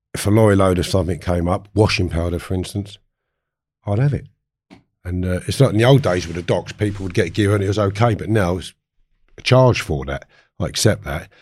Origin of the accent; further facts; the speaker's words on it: Harefield, London, United Kingdom; I grew up in Harefield